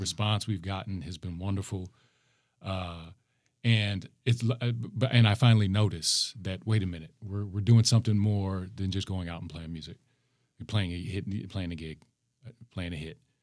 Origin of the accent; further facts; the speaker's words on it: Minneapolis, Minnesota, United States; I'm from the north side